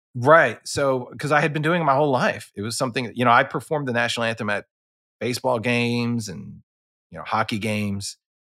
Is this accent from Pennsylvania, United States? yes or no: yes; Philadelphia, Pennsylvania, United States; I grew up in Philadelphia